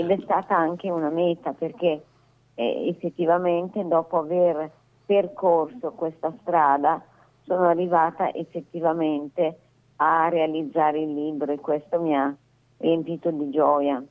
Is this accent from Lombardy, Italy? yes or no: yes; Manerbio, Lombardy, Italy; io sono di Manerbio